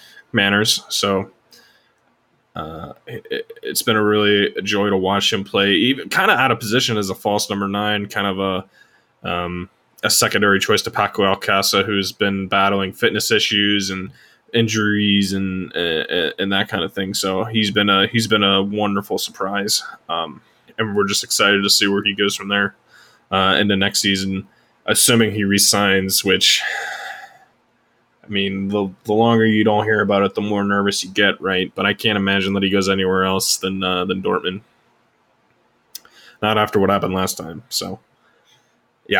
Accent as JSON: {"language": "English", "country": "United States", "said": "as an American"}